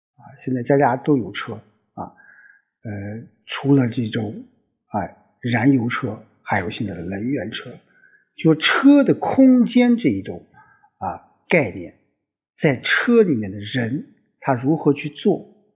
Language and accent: Chinese; China; 我们中国人， 我们华夏子孙